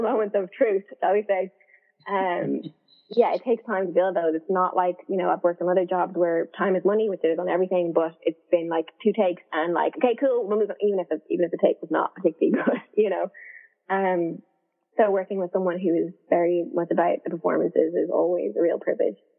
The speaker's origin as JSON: {"language": "English", "country": "Ireland", "also_born_or_lived": "London, United Kingdom", "moved": "as an adult", "said": "me from Ireland"}